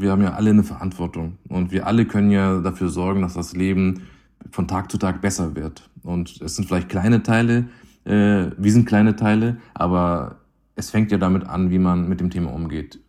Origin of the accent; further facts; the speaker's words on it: Hamburg, Germany; bin in Hamburg geboren